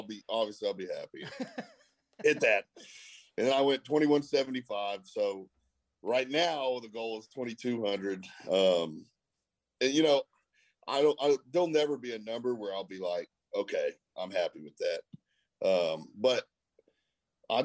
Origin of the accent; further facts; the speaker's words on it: Friendswood, Texas, United States; I grew up in Friendswood and Friendswood, Texas